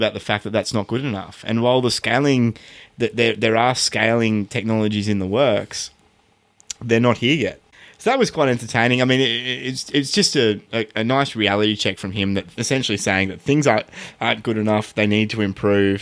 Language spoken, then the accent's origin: English; Australia; As an Australian, like we're here in Australia